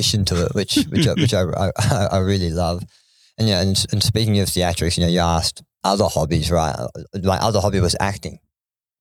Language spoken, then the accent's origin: English; Laceby, Victoria, Australia; I grew up in a place called Laceby. It's a place that no one will ever know because the population is about six, and most of it is my family. But I grew up a country boy. And so the nearest big town to us was a place called Wangaratta